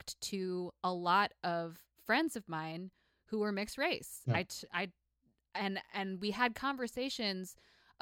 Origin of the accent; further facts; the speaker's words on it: upstate New York, United States; moved to my hometown in upstate New York